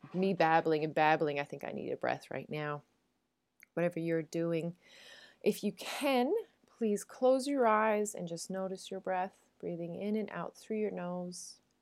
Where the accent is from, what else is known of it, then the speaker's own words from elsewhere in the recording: Newfoundland and Labrador, Canada; moved away; as a Newfoundlander